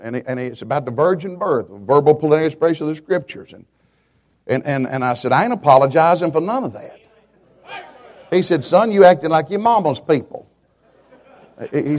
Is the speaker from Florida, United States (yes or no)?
no; Atlanta, Georgia, United States; I was born around Atlanta, Georgia